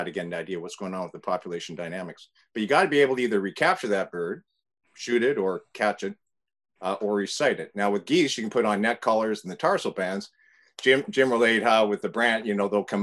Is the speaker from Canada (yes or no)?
yes; Canada; moved away as an adult; also born or lived in Toronto, Canada / British Columbia, Canada; now in California, United States; I'm Canadian